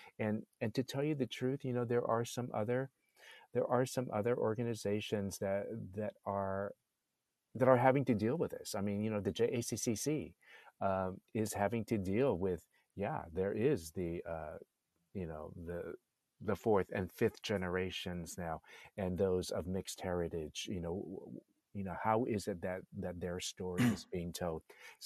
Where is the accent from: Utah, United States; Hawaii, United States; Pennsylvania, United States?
Hawaii, United States; I'm actually Chinese from Hawaii.